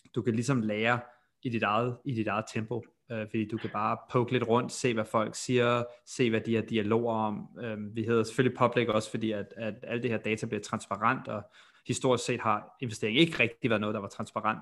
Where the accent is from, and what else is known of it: Denmark; now in United States